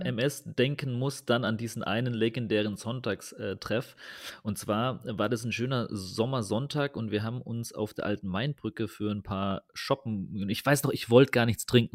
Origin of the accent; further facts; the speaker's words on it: Germany; ich komme ja aus dem Taubertal